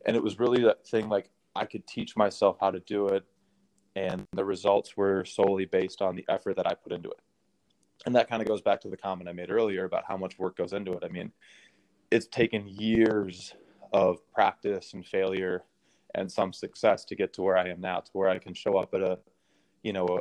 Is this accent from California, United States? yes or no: no; Minnesota, United States; moved away; I grew up in Minnesota